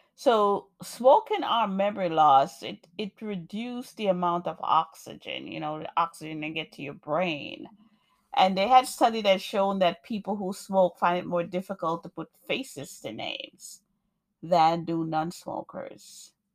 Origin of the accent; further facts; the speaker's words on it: Jamaica; moved away; also born or lived in New York; I'm a poet, African American woman born in New York. I grew up in Jamaica, beautiful Jamaica, nice and warm